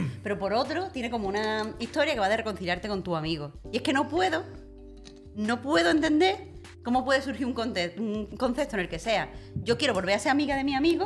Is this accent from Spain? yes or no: yes; Andalusia, Spain; moved away as an adult; yo soy de Andalucía